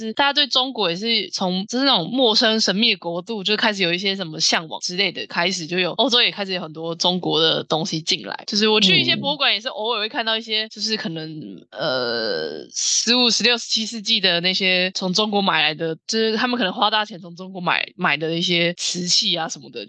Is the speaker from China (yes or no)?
no; Taiwan; 身为一个台湾人